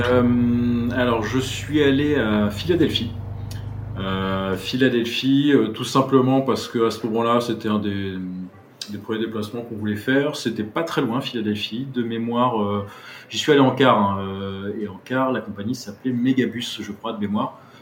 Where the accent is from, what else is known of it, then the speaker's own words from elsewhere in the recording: Brittany, France; moved away; also born or lived in Paris / New York; j'ai grandi en Bretagne